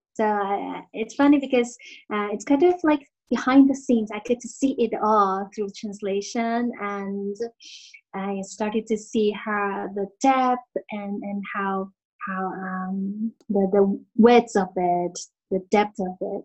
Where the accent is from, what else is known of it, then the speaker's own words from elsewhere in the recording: Taiwan; I'm from Taiwan